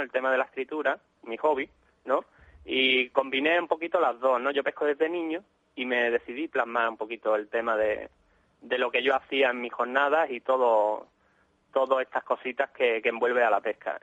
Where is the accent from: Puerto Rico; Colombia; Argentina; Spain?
Spain; Málaga, Andalusia; somos de Málaga, pero íbamos mucho a la zona de Cádiz